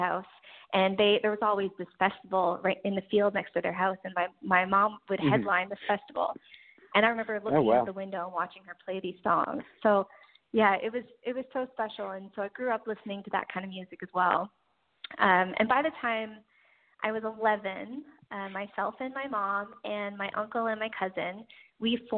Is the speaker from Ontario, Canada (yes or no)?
no; Newfoundland and Labrador, Canada; I grew up in Newfoundland